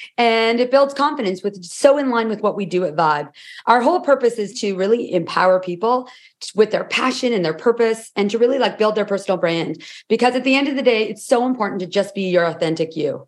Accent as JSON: {"language": "English", "town": "Toronto", "region": "Ontario", "country": "Canada", "said": "Sure. We are identical twins from Toronto."}